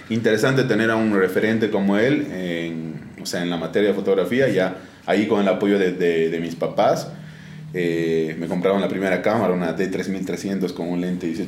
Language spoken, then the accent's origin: Spanish; Oruro, Bolivia; moved away as an adult; now in La Paz, Bolivia; eh, yo nací en Oruro en 1994, actualmente tengo 27 años. Eh, estudié en Oruro, terminé el colegio en el Colegio Alemán de, Oruro y de ahí me, me vine a La Paz a mis 18 años